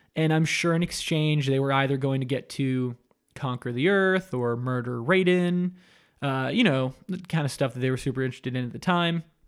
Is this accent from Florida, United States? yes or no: yes; Coral Springs, Florida, United States; now in Los Angeles, United States; myself and Mike Drucker and Dan Hernandez are all from Coral Springs, Florida